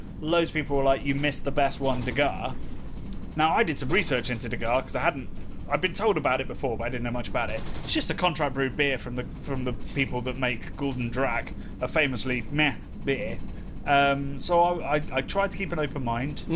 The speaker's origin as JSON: {"language": "English", "region": "England", "country": "United Kingdom", "said": "we were English"}